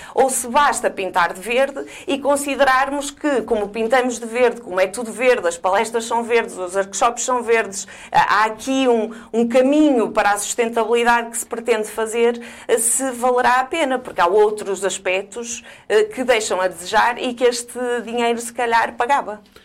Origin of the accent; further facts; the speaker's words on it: Portugal; nós somos portugueses